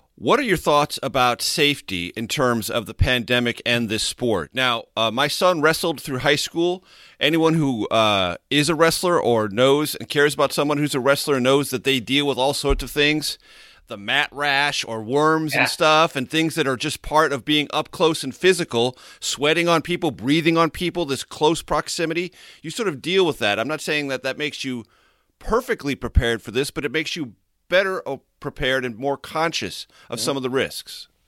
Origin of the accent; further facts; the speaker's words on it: San Diego, California, United States; my hometown in San Diego